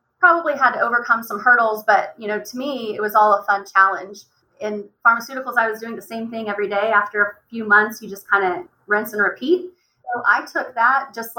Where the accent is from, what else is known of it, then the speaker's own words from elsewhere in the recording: Oklahoma, United States; And I grew up in Oklahoma